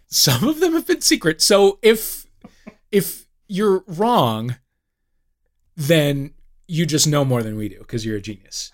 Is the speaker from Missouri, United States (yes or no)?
yes; St. Louis, Missouri, United States; Saint Louis, my hometown